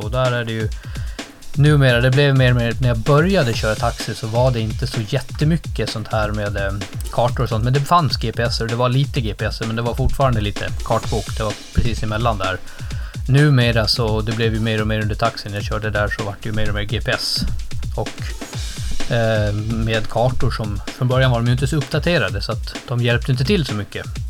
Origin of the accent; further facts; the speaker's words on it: Gotland, Sweden; på Gotland, där jag kommer från uppvuxen